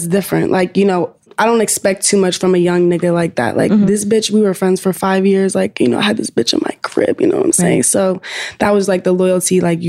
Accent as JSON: {"language": "English", "town": "Atlanta", "region": "Georgia", "country": "United States", "said": "Like we are both from Atlanta and like her management, they were like the first people I got cool with in Atlanta."}